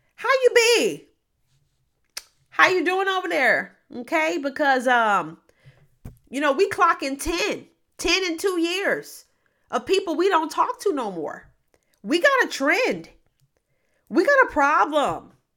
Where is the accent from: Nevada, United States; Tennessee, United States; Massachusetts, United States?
Tennessee, United States; Memphis; moved away; I grew up mainly in Memphis, Tennessee, but I've lived a lot of places.